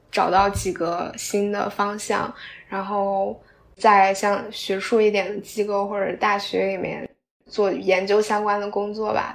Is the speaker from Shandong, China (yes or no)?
yes; Qingdao, Shandong, China; 咱们都是青岛人